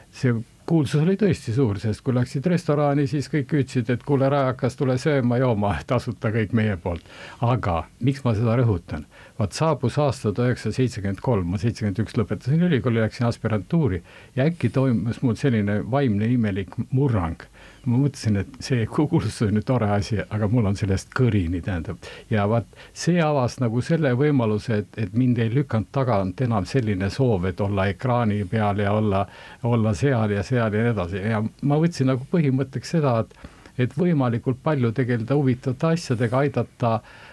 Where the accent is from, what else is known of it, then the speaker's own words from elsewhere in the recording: Valga County, Estonia; moved away as an adult; also born or lived in Tartu; pärit olen ma Valgamaalt, eh, Valga keskkooli lõpetasin